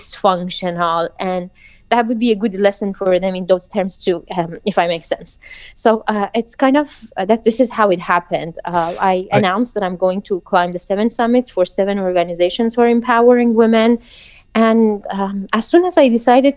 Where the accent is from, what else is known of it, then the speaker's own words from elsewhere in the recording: Iran; moved away; I grew up in Iran